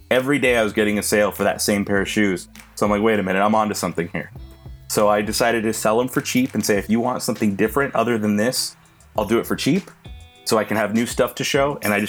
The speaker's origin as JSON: {"language": "English", "region": "New Mexico", "country": "United States", "tie": "born or raised there", "moved": "as an adult", "lives_now": "Las Vegas, United States", "said": "I grew up in New Mexico, spent a lot of time out there"}